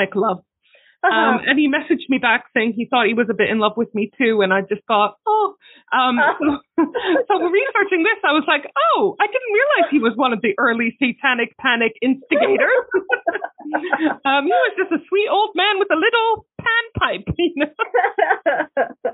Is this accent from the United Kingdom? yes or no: no; Palestine; I come from Palestine where everyone is religious